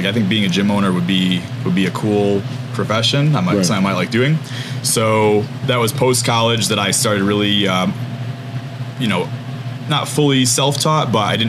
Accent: Livonia, New York, United States; I'm from Livonia, New York, just a couple towns over. I grew up and lived there pretty much my whole life. Went to college in Pennsylvania.

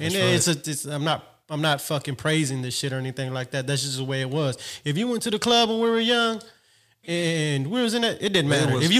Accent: Texas, United States; born or raised there

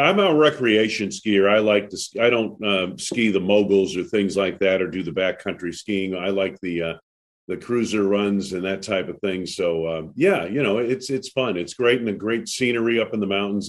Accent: New England, United States; I grew up on skis in New England

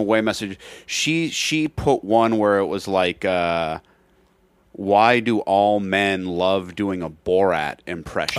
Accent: Seattle, Washington, United States; I'm from Seattle

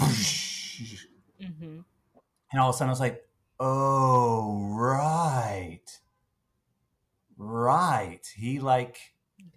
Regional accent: Atlanta, Georgia, United States; moved away as an adult; also born or lived in Tennessee; now in Brooklyn, United States; the high school that I grew up in Atlanta

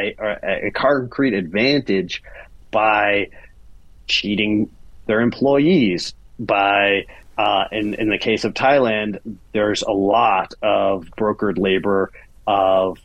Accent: Silver Spring, Maryland, United States; moved away as an adult; also born or lived in Brooklyn, New York; I'm out of Maryland, inside the Beltway, Maryland. So right pushed up against D.C., Silver Spring, for people who are in the know. A lovely, lovely community. I grew up with a kind of a fond view of the suburbs

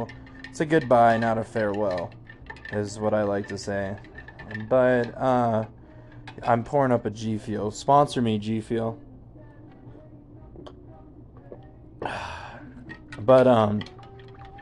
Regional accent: Denver, Colorado, United States; I am from Denver, Colorado. I was born and raised here. I'm a native

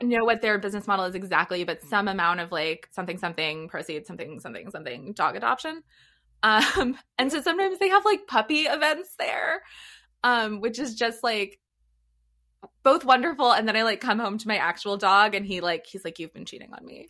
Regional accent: Los Angeles, California, United States; moved away as an adult; also born or lived in Rhode Island / Washington, D.C. / Boston / Texas; now in San Diego, United States; I'm originally from L A.

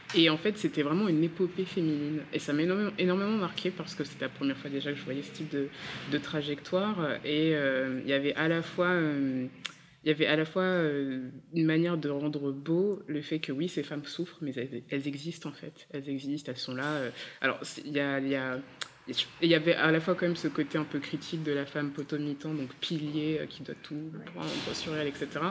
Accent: Centre-Val de Loire, France; mon père est congolais, ma mère est martiniquaise, je suis née euh, dans le Loiret

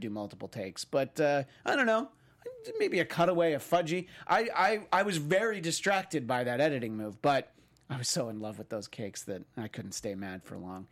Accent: New York, United States; where I grew up in New York

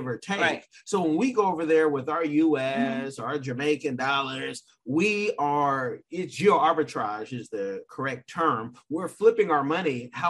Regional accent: Sierra Leone; But Africa, countries like my beloved Sierra Leone, Salon Bobo.

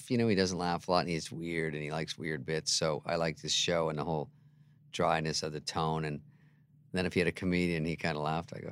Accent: Michigan, United States; moved away; also born or lived in Scottsdale, Arizona; I'm from Michigan.

